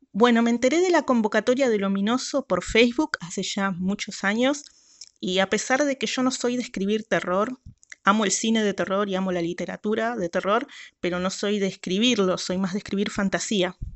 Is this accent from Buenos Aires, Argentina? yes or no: yes; Buenos Aires, Argentina; de Buenos Aires, Argentina, la autora del cuento Ornitofobia